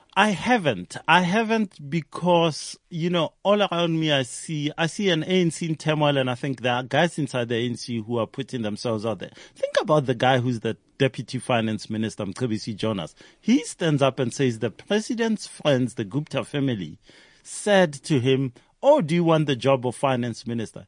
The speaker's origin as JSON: {"language": "English", "town": "Hammanskraal", "region": "Gauteng", "country": "South Africa", "tie": "born or raised there", "said": "I grew up in Hammanskraal"}